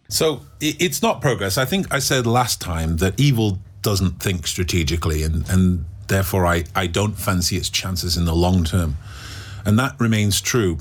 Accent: England, United Kingdom; In England, do you know what our national dish is? Indian food.

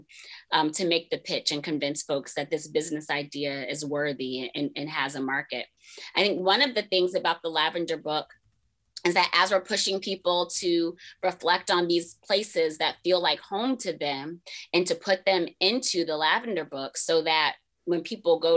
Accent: Tampa, Florida, United States; where I grew up in Tampa

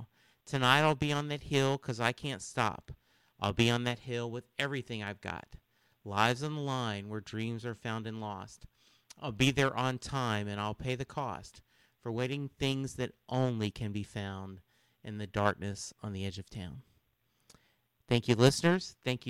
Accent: Louisiana, United States; Growing up in Louisiana, a huge hurricane never hit us.

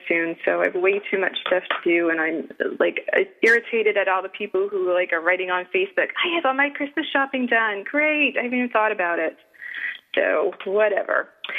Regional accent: Italy; now in Seattle, United States; And you know that I love my home country, but I'm so glad that the Italian justice system worked this time and she was able to get out.

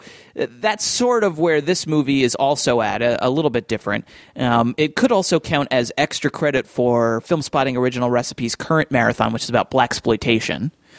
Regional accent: New Jersey, United States; moved away as an adult; now in New York City, United States; I've lived here now, although I grew up in New Jersey and I, you know, did spend time in New York as a kid. I've lived here for just about 10 years now.

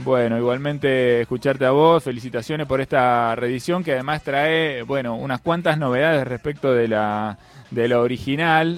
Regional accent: La Plata, Buenos Aires Province, Argentina; soy nacido y criado en el Principado de La Plata

